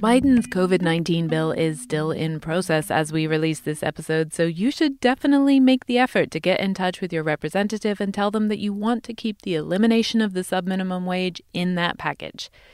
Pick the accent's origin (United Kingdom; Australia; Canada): United Kingdom; England; now in United States; I come from England